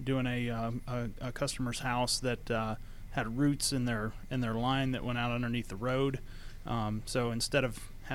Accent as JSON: {"language": "English", "region": "Georgia", "country": "United States", "tie": "born or raised there", "also_born_or_lived": "South Florida", "said": "My mother and father started the company when we moved to Georgia from South Florida. I was in elementary school"}